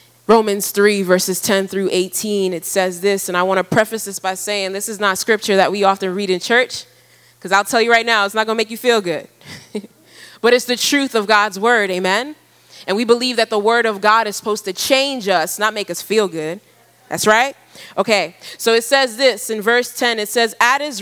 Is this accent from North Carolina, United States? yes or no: no; New York, United States; moved away as an adult; also born or lived in Ghana; now in Ivory Coast; I was born in Ghana and grew up in New York, and now I'm living in Ivory Coast